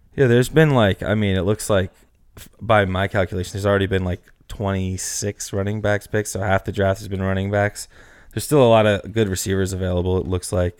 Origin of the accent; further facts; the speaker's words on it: Northeast, United States; we're from the Northeast